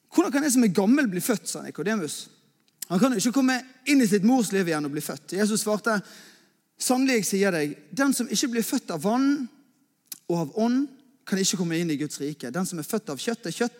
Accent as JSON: {"language": "Norwegian", "town": "Askøy", "region": "Vestland", "country": "Norway", "also_born_or_lived": "Bergen", "said": "Jeg er eh, askøyværing. Eh, det betyr at jeg er egentlig bergenser, men at jeg egentlig, egentlig kommer fra Askøy, som er rett ute i havgapet."}